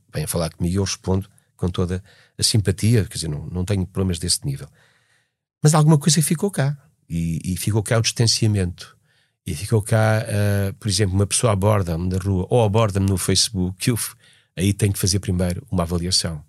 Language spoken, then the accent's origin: Portuguese; Portugal; Nós somos a mais velha nação do mundo, com fronteiras fixas há mais de mil anos